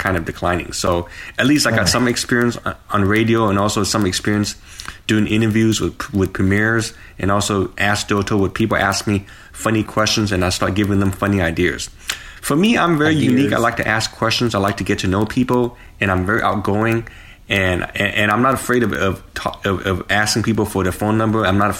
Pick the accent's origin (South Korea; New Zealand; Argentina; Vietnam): Vietnam; born there; because I'm Chinese, but I was born in Vietnam.